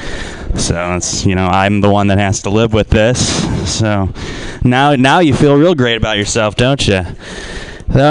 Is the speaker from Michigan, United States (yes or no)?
yes; Detroit, Michigan, United States; also born or lived in West Oakland, California; now in Oakland, United States; I'm from Detroit originally, and that's a good place to get murdered